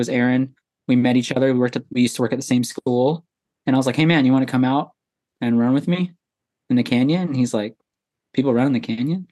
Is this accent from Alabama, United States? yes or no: no; Anchorage, Alaska, United States; moved away as an adult; now in Texas, United States; I was born and raised in Anchorage, Alaska